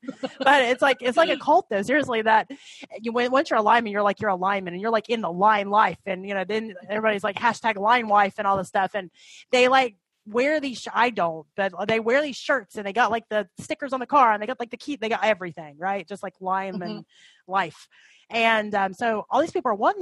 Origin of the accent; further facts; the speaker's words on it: Tennessee, United States; now in Ohio, United States; I grew up in Tennessee